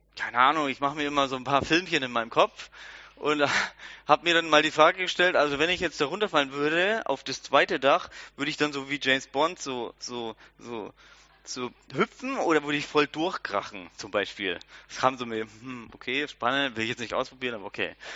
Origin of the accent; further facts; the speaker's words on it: Germany; wir sind alle Deutsche